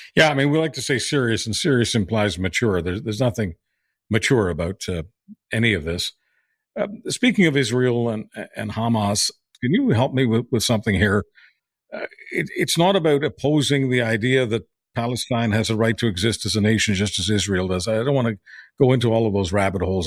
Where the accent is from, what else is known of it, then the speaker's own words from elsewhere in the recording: Canada; being Canadian